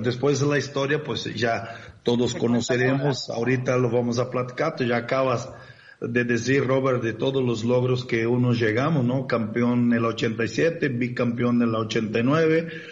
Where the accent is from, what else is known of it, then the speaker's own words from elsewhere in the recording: Brazil; moved away as an adult; now in Mexico; desde que salí de Brasil y me vengo a la América